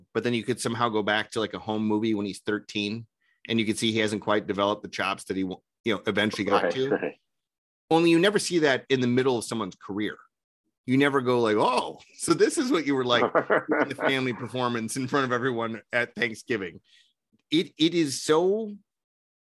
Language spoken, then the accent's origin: English; Minnesota, United States; I'm from Minnesota.